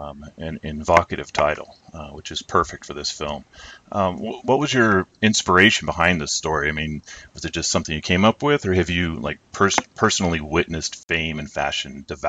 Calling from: near Phoenix, Arizona, United States; I'm calling from Arizona, near Phoenix.

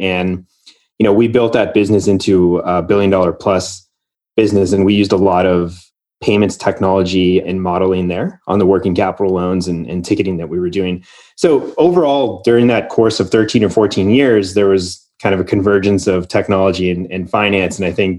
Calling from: Austin, Texas, United States; I'm calling in from Austin

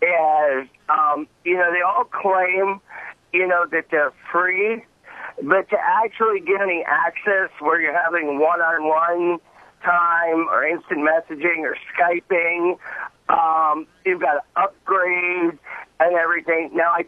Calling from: Detroit, Michigan, United States; I am calling from suburban Detroit.

